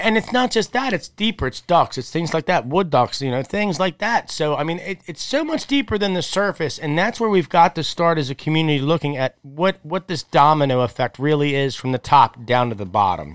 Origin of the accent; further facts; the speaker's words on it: Bush River, Maryland, United States; I grew up on the Bush River